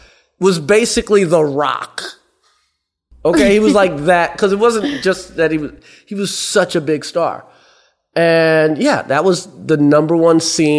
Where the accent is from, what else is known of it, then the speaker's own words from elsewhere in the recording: New York City, New York, United States; also born or lived in South Carolina; I lived in Brooklyn before it was hip. I mean, I was born in South Carolina, raised in Brooklyn.